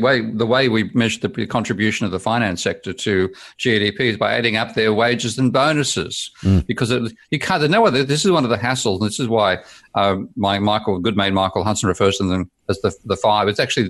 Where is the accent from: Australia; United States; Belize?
Australia; now in United Kingdom; from my perspective as a Aussie expat living there for 4 years, 5 years, and looking at it, I'm seeing a country turning into a third world economy